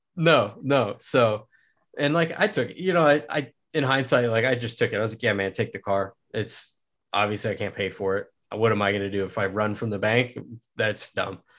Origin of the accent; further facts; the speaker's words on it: Manhattan, Kansas, United States; I'm actually here from Manhattan, Kansas